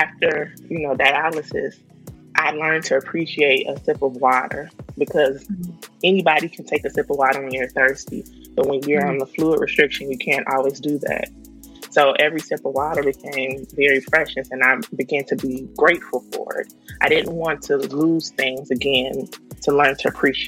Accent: Chicago, Illinois, United States; I'm from Chicago, Southside.

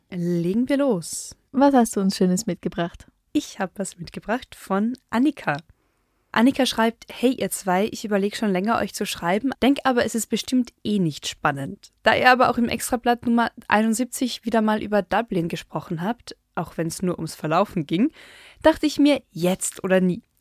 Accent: Carinthia, Austria; moved away; da, wo ich aufgewachsen bin, ist die nächstgrößere Stadt weiter weg als die italienis

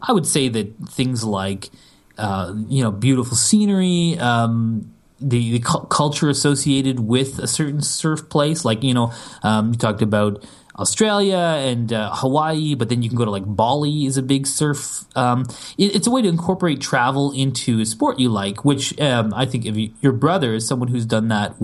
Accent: Canada; I'm Canadian

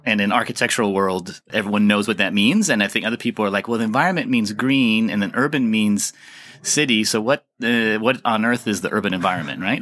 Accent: United States; moved away as an adult; now in Copenhagen, Denmark; I'm an American, uh, engineer and social scientist

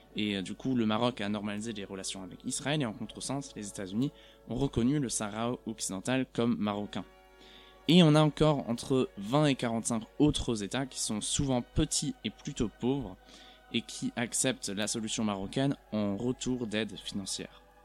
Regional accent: Germany; en tant qu'Européen, en tant qu'Allemand

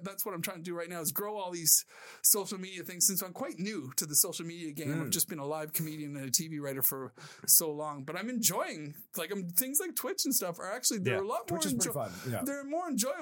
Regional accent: Cole Harbour, Nova Scotia, Canada; moved away as an adult; also born or lived in United Kingdom; now in Los Angeles, United States; This is where I grew up in Nova Scotia

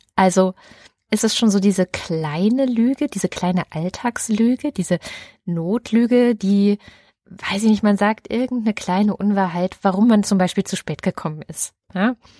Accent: East Germany, Germany; die ich dann wieder aus der DDR-Erfahrung mitgenommen habe

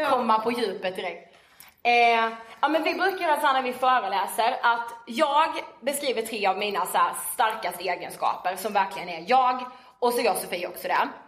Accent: Karlshamn, Blekinge, Sweden; now in Stockholm, Sweden; eh, och är 23 eh, år och född och uppvuxen i Karlshamn i Blekinge.

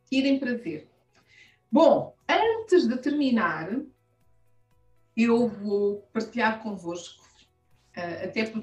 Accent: Angola; Sou mulher sem filtros. Tenho 45 anos. Sou angolana. Plena. Estou bem.

